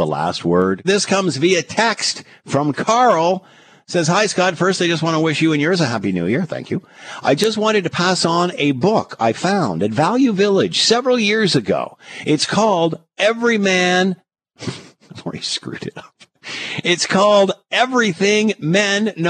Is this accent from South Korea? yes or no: no; Markham, Ontario, Canada; I grew up in Markham. This is at Markham High School